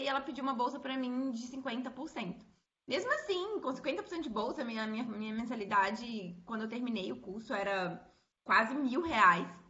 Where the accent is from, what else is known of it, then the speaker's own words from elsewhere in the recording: Belo Horizonte, Minas Gerais, Brazil; eu sou aqui de Belo Horizonte